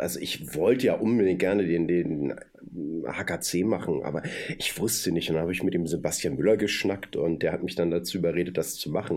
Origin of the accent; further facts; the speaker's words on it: Hamburg, Germany; ich komme aus Hamburg und bin so ein Fischkopf